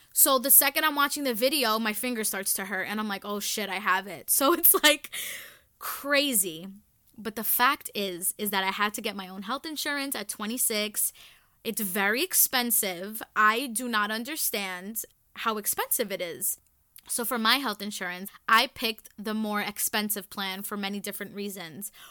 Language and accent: English; New York City, New York, United States; I was born and raised in the Bronx